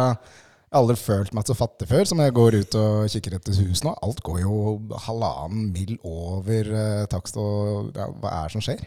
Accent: Lierstranda, Buskerud, Norway; Jeg vokste opp på Lierstranda med mine foreldre

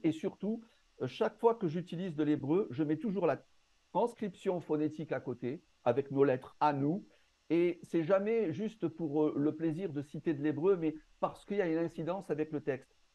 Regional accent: Marseille, Provence-Alpes-Côte d'Azur, France; also born or lived in North Africa; Je suis né dans le nord, dans le nord de l'Afrique. J'ai grandi à Marseille et actuellement, je vis à Aix-en-Provence

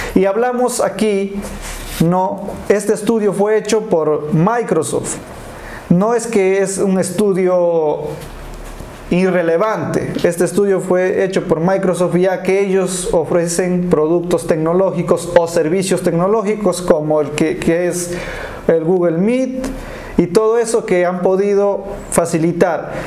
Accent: Peru; somos peruanos buenos emprendedores

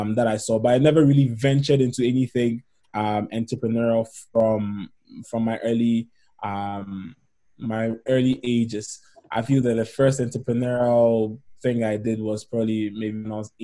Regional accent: Ghana; moved away as an adult; now in Canada; in terms of my background, I'm from Ghana in West Africa.

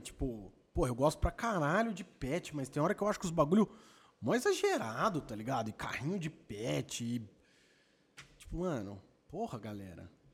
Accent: Campinas, São Paulo, Brazil; eu sou de Campinas

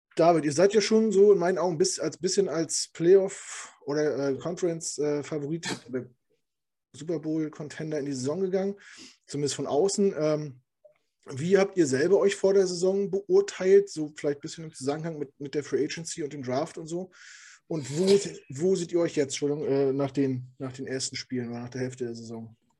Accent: Hamburg, Germany; now in Düsseldorf, Germany; Weil ich komme ja auch aus Hamburg

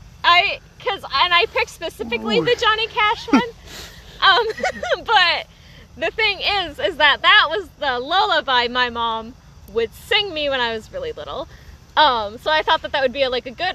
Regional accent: Iowa, United States; born or raised there; also born or lived in Colfax, Iowa / Newton, Iowa

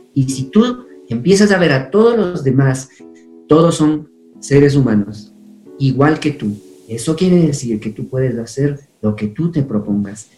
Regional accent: Chibuleo, Tungurahua, Ecuador; first language Kichwa; Spanish is a second language; also born or lived in Boston, United States; Fui un niño feliz como todo niño que vivió en esa época aquí en Chipuleo

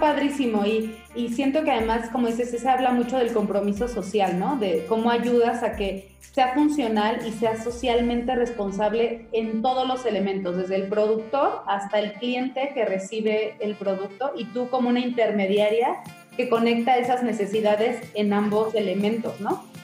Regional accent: Mexico; todos los mexicanos tuviéramos

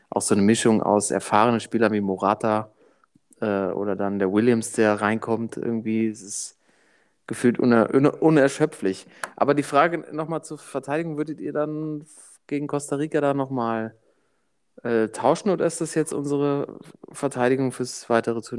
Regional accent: Germany; Ich bin, bin Deutscher halt, weißt du so.

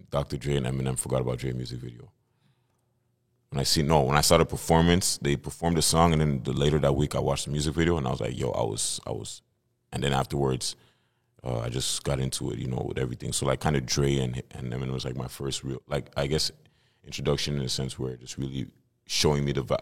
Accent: Montreal, Quebec, Canada; Um, I'm from Montreal, born and raised. Uh, my blood, my family's from Cameroon, from the motherland

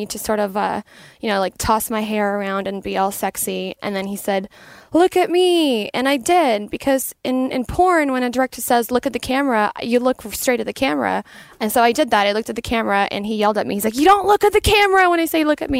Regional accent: Toronto, Ontario, Canada; now in Los Angeles, United States; I grew up mostly in Etobicoke.

